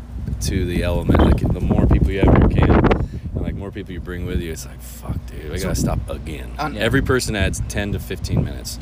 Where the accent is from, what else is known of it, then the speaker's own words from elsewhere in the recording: Southeast, United States; I was growing up in the Southeast, where we have a lot of moonshine